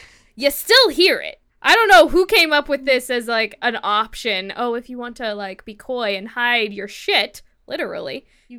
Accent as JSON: {"language": "English", "region": "California", "country": "United States", "said": "As a Californian, I reject this premise."}